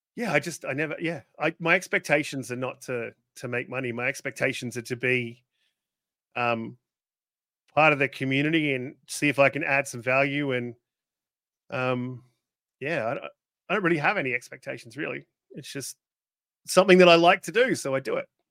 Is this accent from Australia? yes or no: yes; Australia; I'm Australian